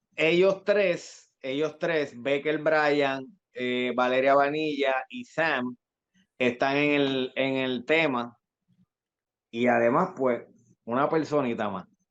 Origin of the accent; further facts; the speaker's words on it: Carolina, Puerto Rico; mi zona de donde soy, de Carolina, de Country Club